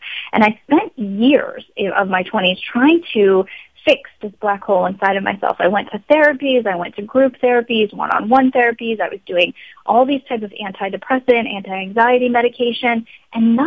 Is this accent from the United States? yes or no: yes; Long Island, New York, United States; moved away as an adult; also born or lived in Los Angeles, California; I grew up in Long Island